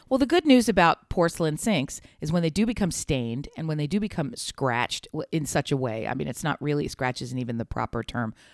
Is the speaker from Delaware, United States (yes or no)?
yes; Delaware, United States; We're from Delaware